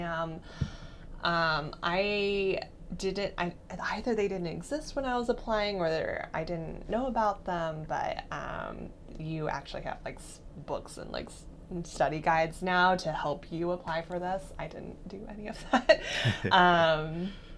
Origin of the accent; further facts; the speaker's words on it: Herndon, Virginia, United States; I grew up in Virginia in a suburb outside of DC called Herndon